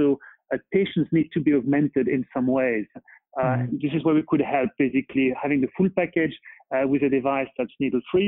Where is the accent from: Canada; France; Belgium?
France; Paris, Île-de-France; moved away as an adult; now in Boston, United States; I was born and bred in Paris, but now really truly Bostonian and love it here